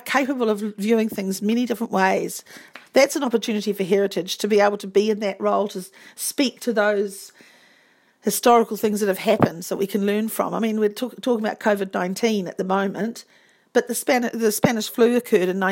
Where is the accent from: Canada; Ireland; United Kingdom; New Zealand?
New Zealand; Whakatane, Bay of Plenty; We grew up in Whakatane